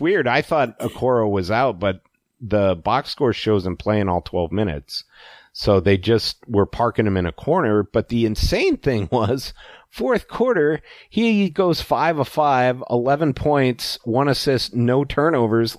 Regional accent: Alaska, United States; when I was growing up in Alaska

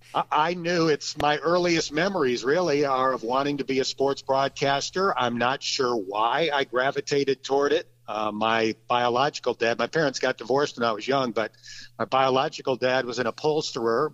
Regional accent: Lakewood, New York, United States; now in Cincinnati, United States; I grew up in Lakewood, New York, which is a small town on the very southwest tip of New York State

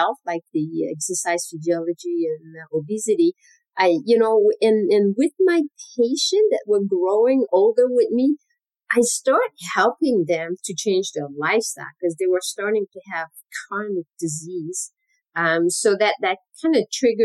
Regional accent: Quebec, Canada; moved away as an adult; now in United States; I'm originally from Canada, from Quebec.

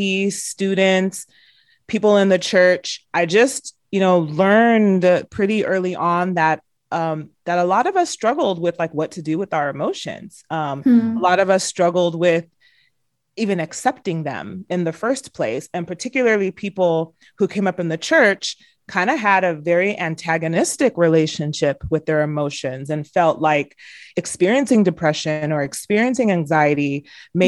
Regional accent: United States; My siblings and I were the first generation to, you know, to be born and raised in the United States

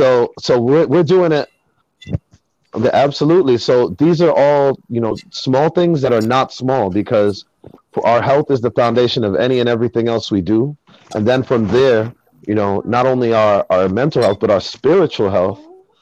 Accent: Jamaica; As I mentioned before, me being Jamaican

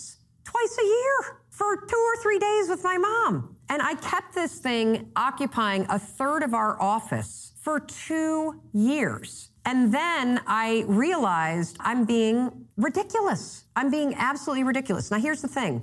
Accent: Muskegon, Michigan, United States; now in Boston, United States; I grew up in Muskegon, Michigan

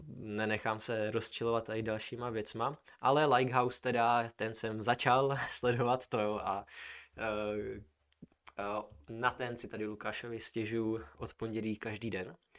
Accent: Brno, South Moravian Region, Czechia; jsme z Brna

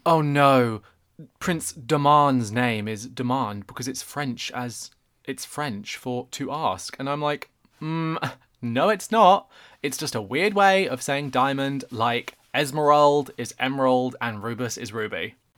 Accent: England, United Kingdom; I'm sure the listeners can guess from my accent, but I am English

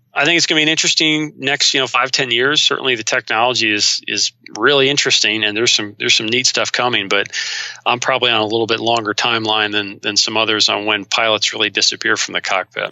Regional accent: Ohio, United States; also born or lived in North Carolina; my home state

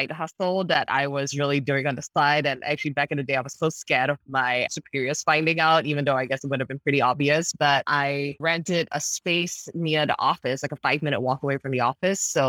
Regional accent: Singapore; moved away as an adult; now in Los Angeles, United States; I grew up in Singapore, traditional Asian parents

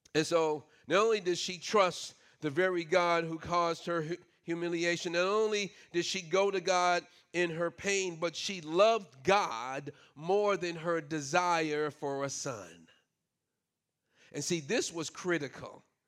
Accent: New York City, New York, United States; moved away; I grew up in New York City

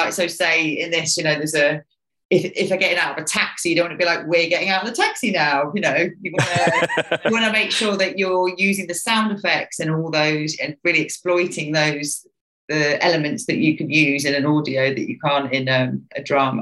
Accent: West Midlands, United Kingdom; I'm from Midlands in West Midlands in obviously UK

